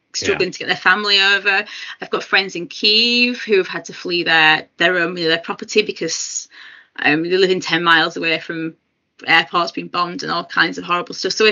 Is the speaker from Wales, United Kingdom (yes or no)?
no; Huddersfield, Yorkshire and the Humber, United Kingdom; first language English; My family settled in Huddersfield, West Yorkshire, and had my dad, and then obviously eventually I came along at some point.